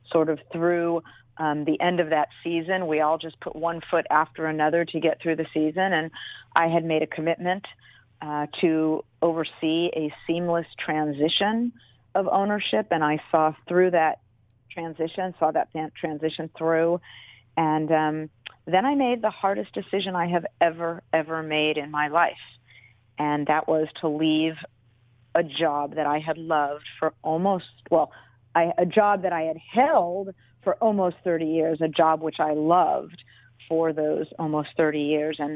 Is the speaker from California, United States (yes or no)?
yes; Los Angeles, California, United States; moved away as an adult; also born or lived in Oakland; I grew up in Los Angeles, was in Los Angeles until I opted to move. Um, when Al opted to move the team, I opted to move with the team, and I'm back in Los Angeles now since having left the Raiders.